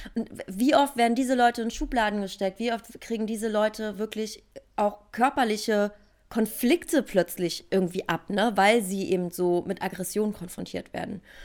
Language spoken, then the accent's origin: German; Berlin, Germany; Ich bin Urberliner Pflänzchen